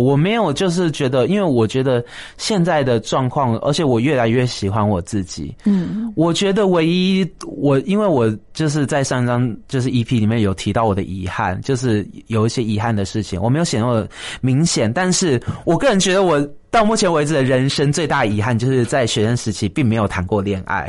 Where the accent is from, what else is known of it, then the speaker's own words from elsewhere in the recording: Taiwan; 台湾就是我的家乡嘛